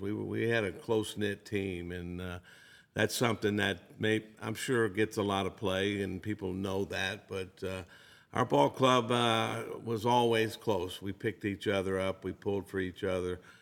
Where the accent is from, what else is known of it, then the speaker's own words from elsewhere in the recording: Biloxi, Mississippi, United States; my hometown in Biloxi